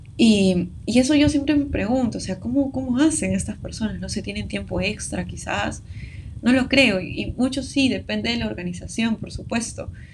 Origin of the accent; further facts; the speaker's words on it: Peru; somos de Perú